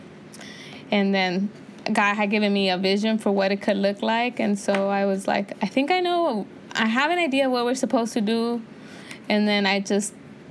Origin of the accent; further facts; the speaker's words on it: California, United States; also born or lived in Santa Barbara; I grew up in the inner city, so I grew up around Latinos and black people